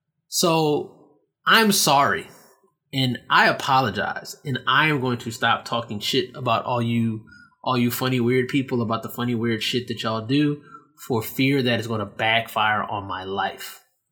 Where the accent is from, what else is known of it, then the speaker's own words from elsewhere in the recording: Nigeria; I was like, damn, I talk shit about these Nigerians and I'm fucking Nigerian. So now I want to go to Nigeria because those are like my people.